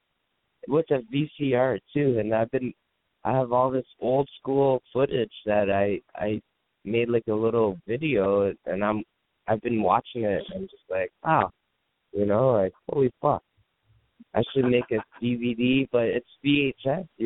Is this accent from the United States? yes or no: no; Canada; moved away; I'm Canadian.